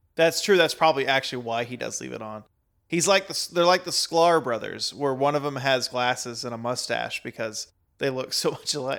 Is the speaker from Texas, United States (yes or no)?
yes; Texas, United States; I'm a Texan